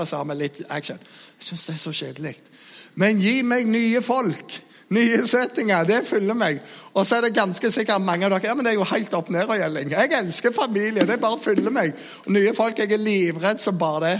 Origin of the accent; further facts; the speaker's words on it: Jæren, Rogaland, Norway; Jeg er jærbu